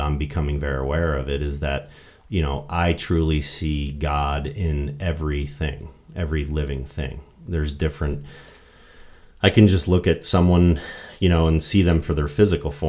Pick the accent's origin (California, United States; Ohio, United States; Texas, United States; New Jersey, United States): New Jersey, United States; Originally from the Great Garden State, New Jersey